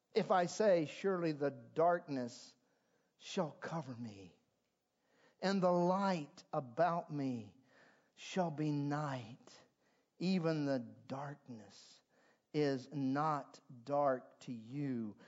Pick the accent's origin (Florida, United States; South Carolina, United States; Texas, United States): South Carolina, United States; moved away; I'm from South Carolina, and at least when I was living in South Carolina too many years ago